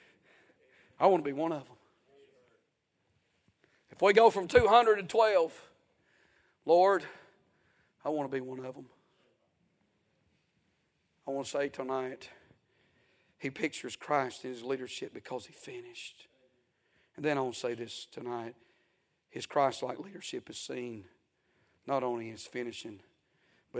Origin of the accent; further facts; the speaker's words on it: United States; I grew up in America